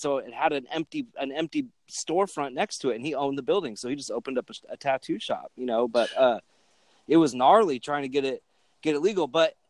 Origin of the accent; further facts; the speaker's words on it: Phoenix, Arizona, United States; now in Oklahoma City, United States; I'm from Arizona originally